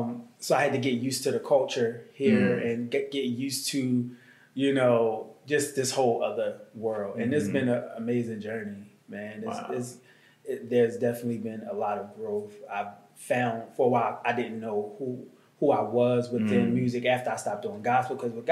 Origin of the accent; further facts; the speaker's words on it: Baltimore, Maryland, United States; moved away as an adult; also born or lived in Prince George's County, Maryland; now in Atlanta, United States; From Baltimore, Maryland.